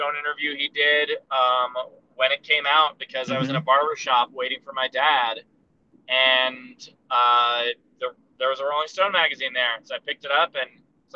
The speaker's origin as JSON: {"language": "English", "town": "New York City", "region": "New York", "country": "United States", "said": "I'm from Queens"}